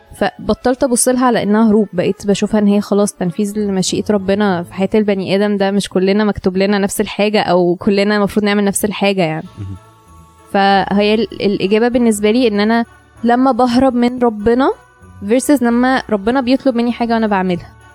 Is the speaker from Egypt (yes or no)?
yes; Egypt; احنا مصريين وربنا حطينا في البلد دي